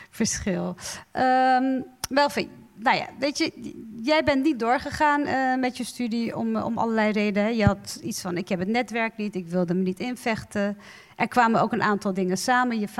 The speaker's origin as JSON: {"language": "Dutch", "country": "Turkey", "said": "En wat ik heel grappig vond als Turkse, binnen Turkse gezinnen was het dan hè, de droom altijd."}